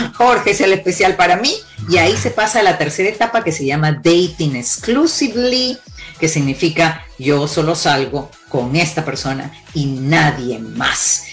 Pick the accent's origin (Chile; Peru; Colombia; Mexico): Peru; moved away; also born or lived in Cuba; Yo nací en Cuba, pero me crié en Perú